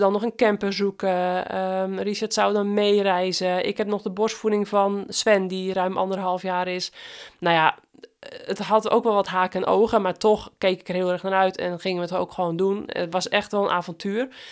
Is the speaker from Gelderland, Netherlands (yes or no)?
no; West Friesland, North Holland, Netherlands; accent: West-Fries; mijn West-Friese accent